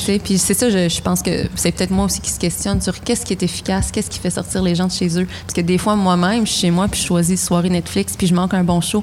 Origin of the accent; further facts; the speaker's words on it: Ontario, Canada; moi, en tant que franco-ontarienne